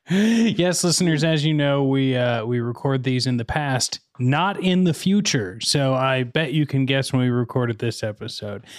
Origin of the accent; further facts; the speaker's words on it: Missouri, United States; moved away; I grew up in more suburban but small town Missouri